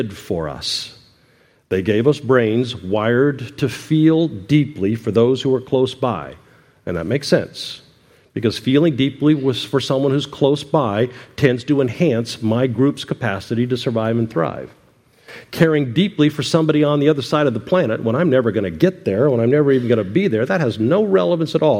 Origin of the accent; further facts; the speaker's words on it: United States; we're an American